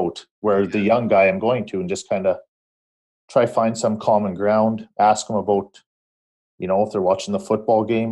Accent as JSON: {"language": "English", "region": "Saskatchewan", "country": "Canada", "tie": "born or raised there", "said": "Still in Saskatchewan."}